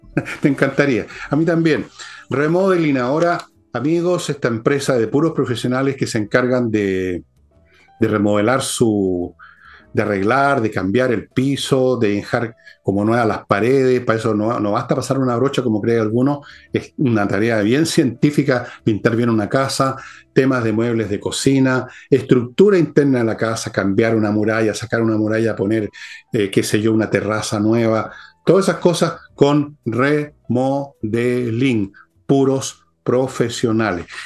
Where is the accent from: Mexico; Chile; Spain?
Chile